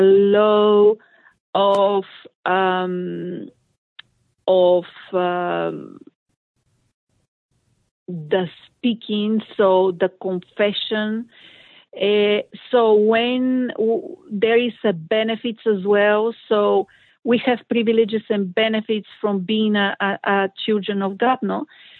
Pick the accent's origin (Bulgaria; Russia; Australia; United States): Bulgaria; I'm from Bulgaria